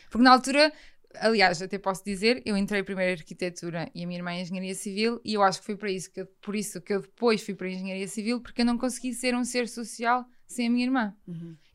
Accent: Porto, Norte, Portugal; moved away as an adult; now in Lisbon, Portugal; quando eu realmente saí do Porto e fui para Lisboa, ainda percebi mais que, olha, eu sou fiz sozinha.

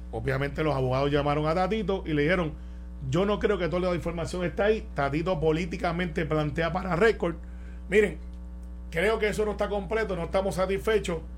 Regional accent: Puerto Rico; somos puertorriqueños

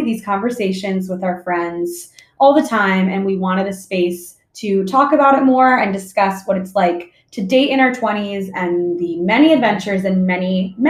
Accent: Maryland, United States; moved away as an adult; now in San Francisco Bay Area, United States; I am 24 years old. I work in brand marketing at a tech company. I'm originally from Maryland, so also an East Coast transplant. Moved to the Bay Area about 3 years ago

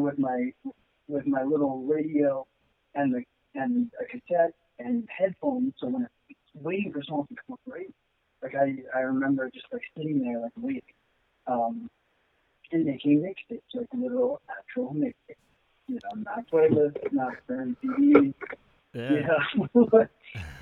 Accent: Long Island, New York, United States; when I was growing up in Long Island

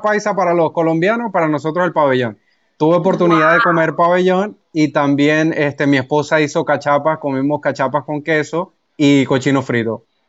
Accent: Barinas, Venezuela; moved away; Yo soy de Los Llanos, yo soy de Barinas

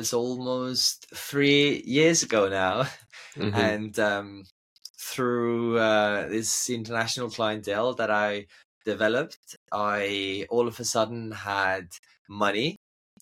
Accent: Estonia; moved away; growing up in Estonia is an absolute dream

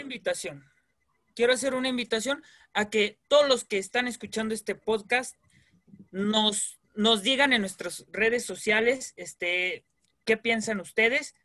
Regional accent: Guadalajara, Jalisco, Mexico; vengo de aquí de Guadalajara

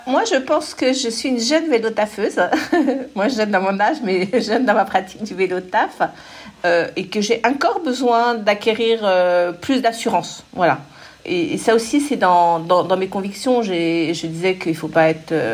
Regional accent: Paris, Île-de-France, France; also born or lived in Suresnes; je suis une Parisienne de toujours

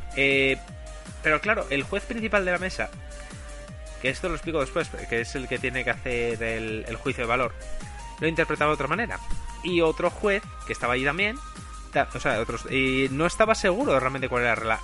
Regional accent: Spain; como español

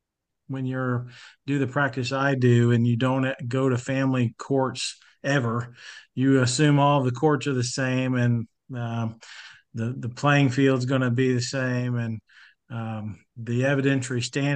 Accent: Arkansas, United States; born and raised in Arkansas, went to a high school in East Arkansas in the Delta

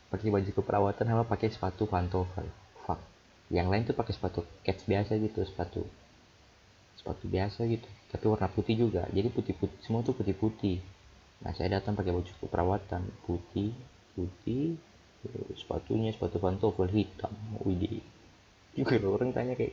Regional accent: Jayapura, Papua, Indonesia; accent: Jayapura; Akhirlah, akhirnya jadilah saya pakai aku kau, tapi pakai logat Jayapura.

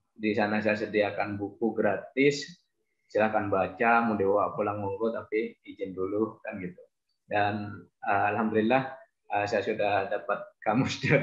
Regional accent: Bangkalan, East Java, Indonesia; born there; uh, saya lahir di Bangkalan alhamdulillah uh, sampai sekarang ada di Bangkalan

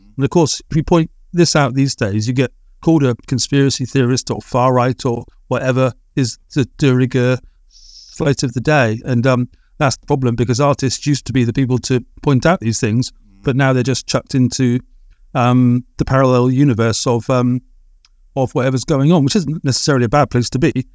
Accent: England, United Kingdom; possibly being English

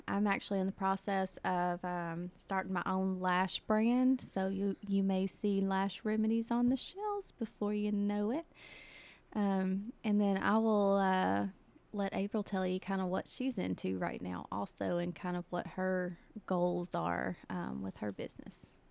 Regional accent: Mount Pleasant, Tennessee, United States; born or raised there; now in Pulaski, United States

